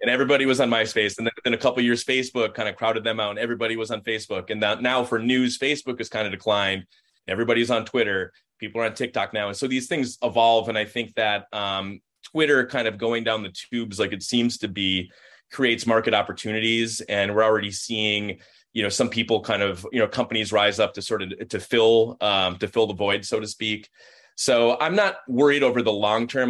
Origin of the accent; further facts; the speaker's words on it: Minnesota, United States; being a Minnesotan